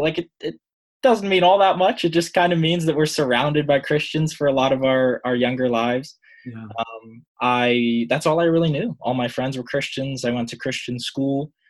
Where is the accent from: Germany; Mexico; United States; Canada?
United States; Pittsburgh, Pennsylvania; I'm from Pittsburgh, Pennsylvania